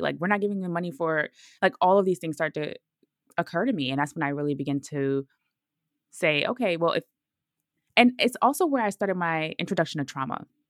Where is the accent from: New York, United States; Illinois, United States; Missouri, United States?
New York, United States; Brooklyn; moved away as an adult; also born or lived in Georgia; I'm from Brooklyn, so leaving Brooklyn so y, so young